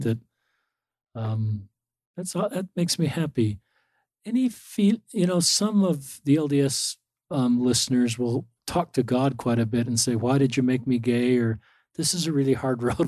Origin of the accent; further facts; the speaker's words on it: Salt Lake City, Utah, United States; I grew up in Salt Lake City